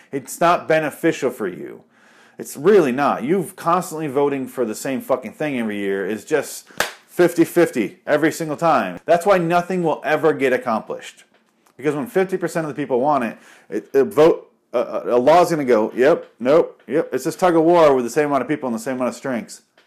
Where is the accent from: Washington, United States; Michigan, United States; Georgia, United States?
Michigan, United States; now in Arizona, United States; I'm from Michigan